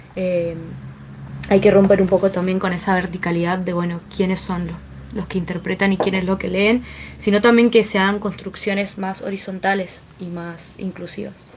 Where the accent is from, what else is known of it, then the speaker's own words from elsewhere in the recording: Mendoza, Argentina; como mendocinos